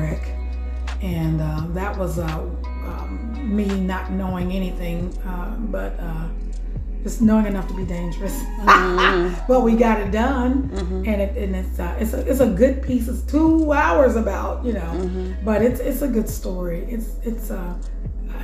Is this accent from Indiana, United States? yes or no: yes; Indiana, United States; Born and raised in Indiana